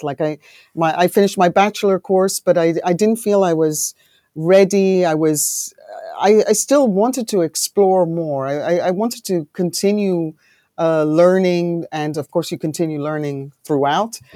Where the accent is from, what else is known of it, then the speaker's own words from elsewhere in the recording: Greece; also born or lived in United Kingdom / London; now in Netherlands; I'm born in the U K, but I grew up in Greece